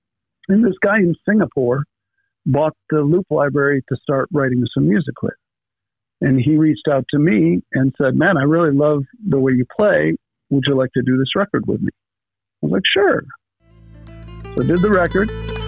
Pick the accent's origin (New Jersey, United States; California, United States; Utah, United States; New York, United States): New York, United States; Freeville; Here, I grew up in Freeville, and I've done some touring, and I've seen the world a bit